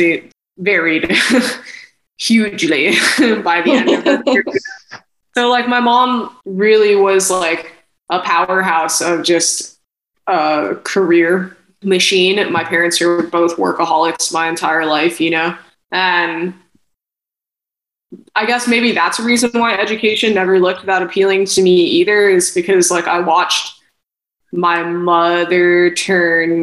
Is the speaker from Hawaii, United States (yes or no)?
yes; Hawaii, United States; I'm from Hawaii and my parents are from Hawaii